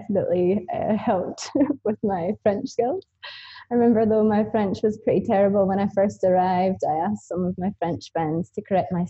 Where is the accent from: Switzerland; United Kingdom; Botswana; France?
United Kingdom; Auchtertool, Scotland; moved away as an adult; also born or lived in Newcastle; I grew up on a farm in a small sleepy village called Ochtertool